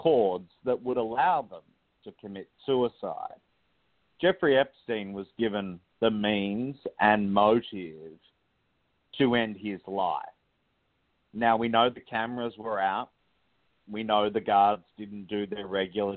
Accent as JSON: {"language": "English", "country": "Australia", "tie": "born or raised there", "moved": "as an adult", "lives_now": "United States", "said": "I was born in Australia and moved to the United States"}